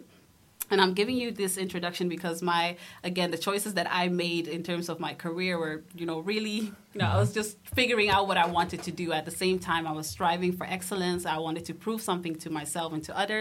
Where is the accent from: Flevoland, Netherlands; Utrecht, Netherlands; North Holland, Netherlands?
Flevoland, Netherlands; Almere; also born or lived in Amsterdam; We moved to the city of Almere later on at age 9